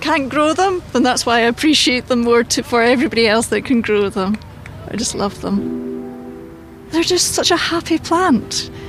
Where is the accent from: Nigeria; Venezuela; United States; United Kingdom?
United Kingdom; Aberdeenshire, Scotland; I'm from Aberdeenshire.